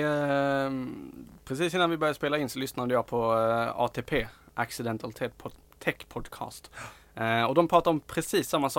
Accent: Skåne, Sweden; vi är skåningar

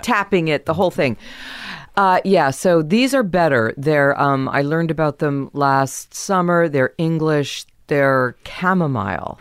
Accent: San Diego, California, United States; also born or lived in Kansas; I was born in Kansas and then we moved to San Diego.

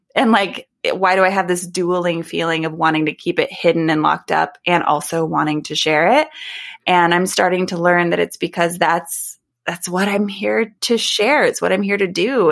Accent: United States; I live in the United States. I am an American

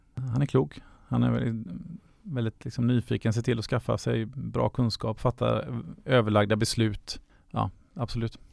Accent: Gothenburg, Västra Götaland, Sweden; Jag är född, uppvuxen i Göteborg

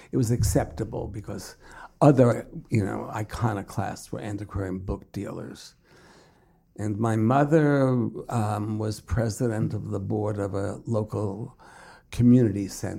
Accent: Brooklyn, New York, United States; In Brooklyn.

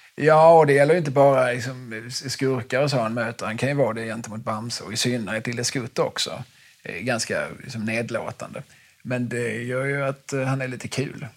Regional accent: Skåne, Sweden; min skånska bakgrund

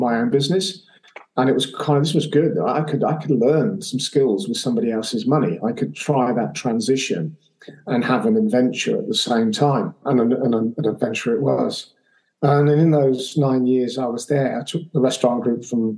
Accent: England, United Kingdom; accent: English; in my English accent

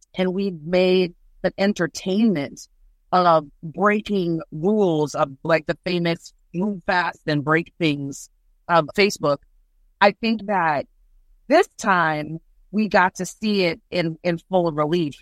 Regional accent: Jamaica; now in Houston, United States; as a Jamaican person

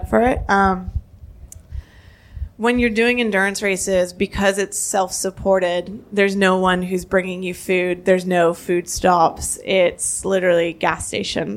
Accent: Canada; I'm Canadian, not American.

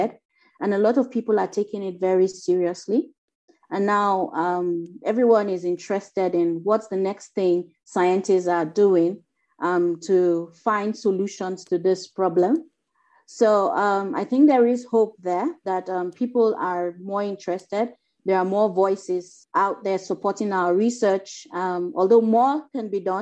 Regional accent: Nigeria; from Nigeria

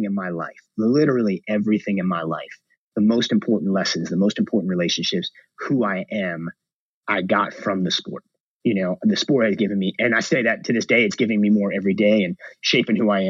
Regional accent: New York, United States; I'm from New York, you know, I grew up 30 minutes outside the city.

